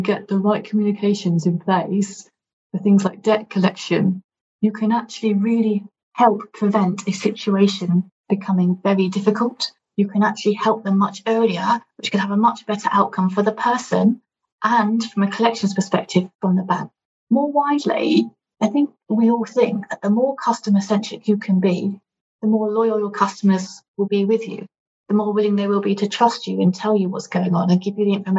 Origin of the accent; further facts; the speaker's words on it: United Kingdom; as a Brit